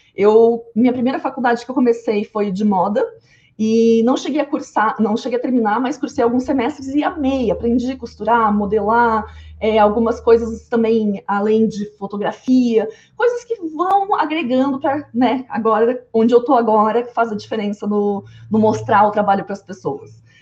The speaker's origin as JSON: {"language": "Portuguese", "region": "interior of Rio Grande do Sul", "country": "Brazil", "said": "eu sou do interior do Rio Grande do Sul"}